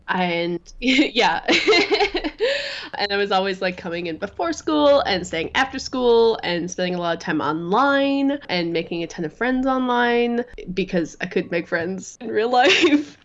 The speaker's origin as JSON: {"language": "English", "town": "Minneapolis", "region": "Minnesota", "country": "United States", "tie": "born or raised there", "moved": "yes", "lives_now": "Durham, United States", "said": "I grew up in Minneapolis, Minnesota."}